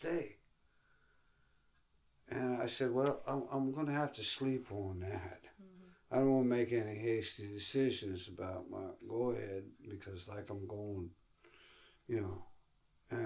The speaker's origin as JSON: {"language": "English", "country": "United States", "said": "I'm American"}